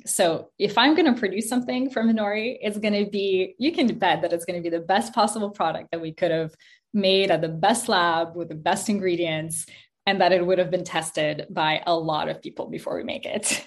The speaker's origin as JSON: {"language": "English", "town": "Montreal", "region": "Quebec", "country": "Canada", "tie": "born or raised there", "also_born_or_lived": "Kazakhstan", "said": "I moved to Montreal, Canada, when I was five years old with my mom. Uh, we moved from Kazakhstan"}